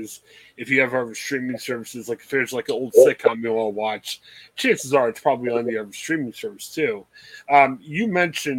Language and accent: English; Canton, Ohio, United States; I grew up in the Canton area